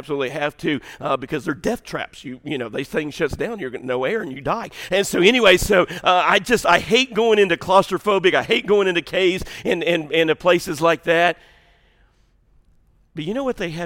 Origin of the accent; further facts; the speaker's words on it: Southern Illinois, United States; moved away; I grew up in Southern Illinois